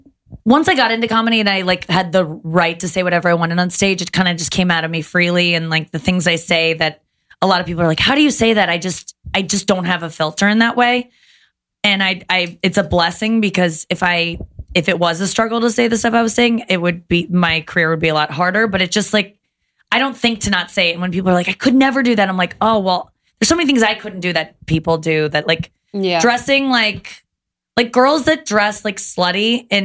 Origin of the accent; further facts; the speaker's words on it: Loveland, Ohio, United States; I grew up in in Loveland